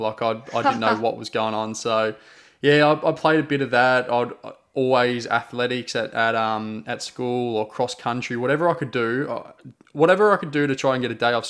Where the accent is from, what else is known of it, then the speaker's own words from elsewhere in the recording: England, United Kingdom; born there; I was born in England and all my family is still back there.